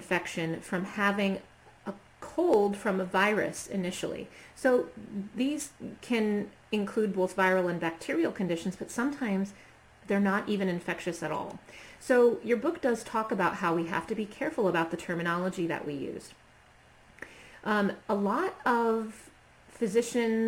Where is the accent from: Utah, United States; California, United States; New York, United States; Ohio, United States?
Ohio, United States; Norwalk; my hometown here in Ohio, Norwalk